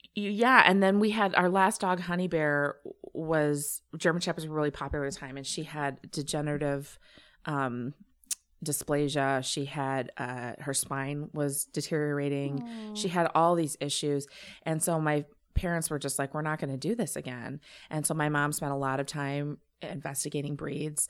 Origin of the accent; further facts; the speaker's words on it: Champaign, Illinois, United States; I grew up in Champaign, Illinois uh, home of the University of Illinois